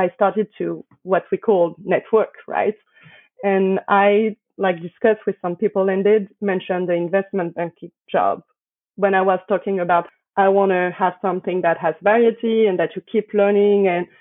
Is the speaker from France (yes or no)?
yes; Paris, Île-de-France, France; accent: French; English is a second language; moved away; I was born in Paris, raised in Paris